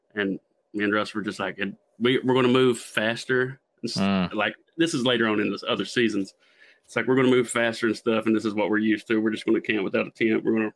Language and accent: English; Southeast Kentucky, United States; accent: thick; I'm from Southeast Kentucky